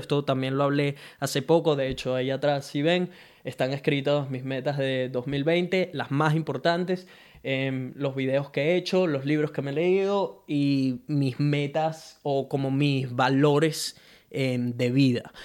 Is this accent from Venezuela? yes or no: yes; Venezuela; now in Brisbane, Australia; soy un latino, un venezolano que vive en Brisbane, Australia